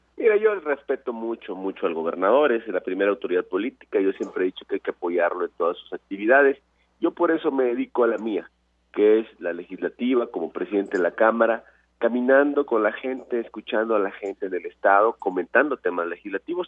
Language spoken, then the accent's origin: Spanish; Veracruz, Mexico; En Veracruz, en mi estado